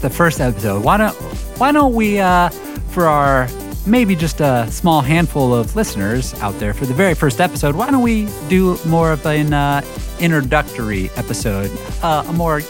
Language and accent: English; Las Vegas, Nevada, United States; I grew up in Las Vegas, Nevada